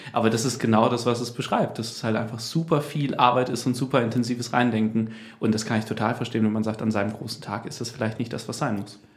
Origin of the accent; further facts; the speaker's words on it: Osnabrück, Lower Saxony, Germany; Wir kommen ja aus Osnabrück